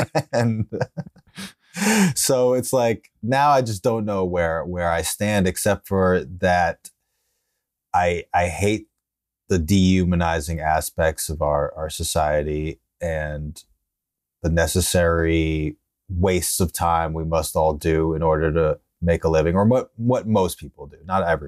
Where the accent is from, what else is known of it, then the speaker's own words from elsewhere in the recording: Westchester, New York, United States; also born or lived in Okayama, Japan; Yeah, I'm from Westchester, the suburbs of the city.